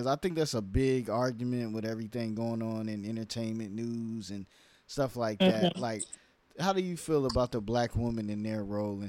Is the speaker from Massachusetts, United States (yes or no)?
no; New York, United States; also born or lived in California; now in Atlanta, United States; You know, I'm from New York originally, but I lived in California, all different places.